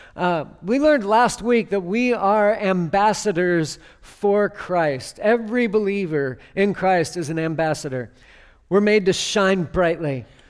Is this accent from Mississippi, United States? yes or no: no; near Seattle, Washington, United States; I grew up near Seattle